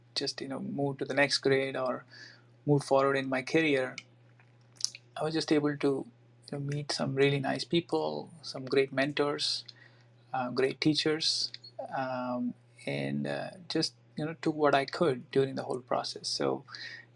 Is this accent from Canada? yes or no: no; India; moved away; I grew up in India